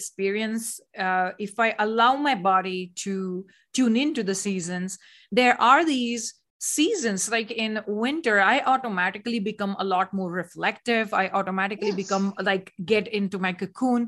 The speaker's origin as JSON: {"language": "English", "country": "India", "moved": "yes", "said": "I come from India"}